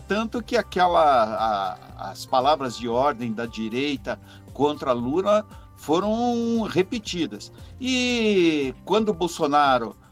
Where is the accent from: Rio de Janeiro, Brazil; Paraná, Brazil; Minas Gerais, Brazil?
Paraná, Brazil; Maringá; now in Curitiba, Brazil; eu já torci pro pó de arroz quando eu era moleque aí em Maringá